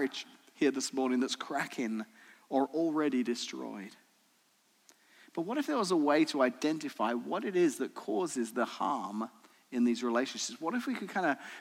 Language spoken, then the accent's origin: English; England, United Kingdom; moved away as an adult; now in Washington, United States; I was born in the tropical island of Great Britain, actually England